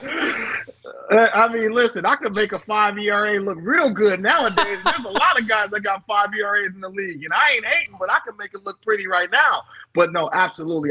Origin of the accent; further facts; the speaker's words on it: Bay Area, California, United States; I'm from the Bay Area